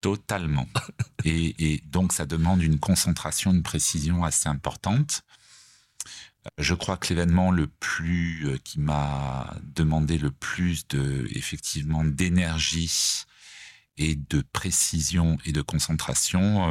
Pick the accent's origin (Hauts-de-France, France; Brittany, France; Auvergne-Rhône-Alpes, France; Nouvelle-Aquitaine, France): Auvergne-Rhône-Alpes, France; Savoie; moved away as an adult; also born or lived in Paris; now in Nice, France; étant attaché euh, quand même à la Savoie, puisque je suis savoyard d'origine